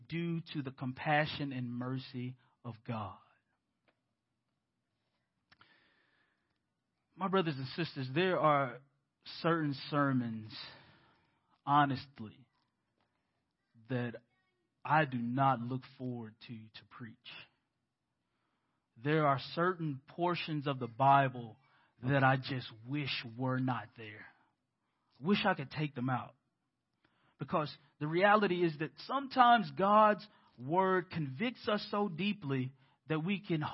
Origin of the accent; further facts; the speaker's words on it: United States; as American Christians